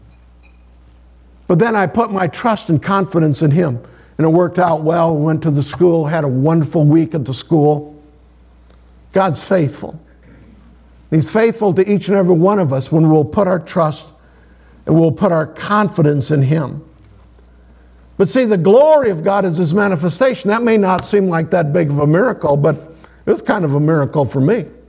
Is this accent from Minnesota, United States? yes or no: yes; Sioux Valley, Minnesota, United States; I grew up in Sioux Valley, Minnesota